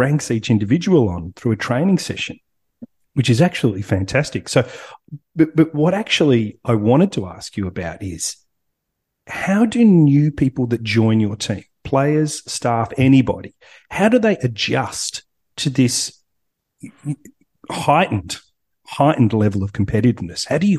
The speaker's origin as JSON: {"language": "English", "country": "Australia", "tie": "born or raised there", "said": "Growing up in Australia"}